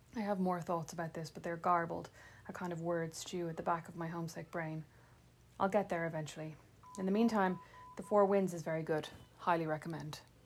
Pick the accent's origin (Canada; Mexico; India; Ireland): Ireland; moved away as an adult; now in Fort Wayne, United States; the Irish wit and sarcasm I'd taken for granted